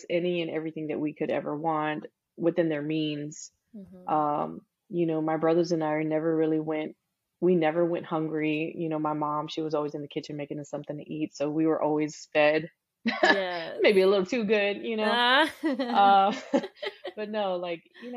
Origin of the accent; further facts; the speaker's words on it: Rosenberg, Texas, United States; first language English; also born or lived in Houston, Texas; I was born in Houston, but we actually settled in this little bitty town called Rosenberg